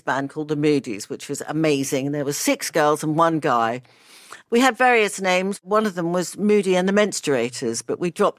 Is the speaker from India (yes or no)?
no; Australia; born there; So I was born in Australia.